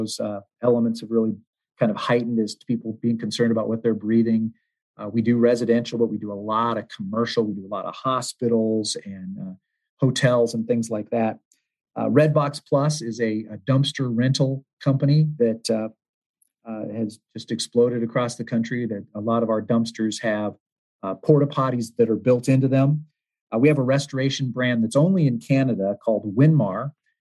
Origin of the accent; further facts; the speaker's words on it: United States; also born or lived in Hawaii / Southern California / Arizona; now in Ann Arbor, United States; I'm really a West Coast guy growing up. I was born in Hawaii and raised in Southern California and Arizona, but I've been moving Northeast ever since.